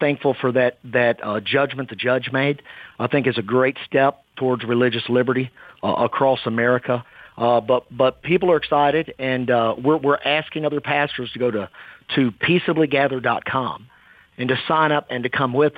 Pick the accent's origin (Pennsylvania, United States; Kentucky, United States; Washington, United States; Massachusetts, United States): Kentucky, United States; my home state where I grew up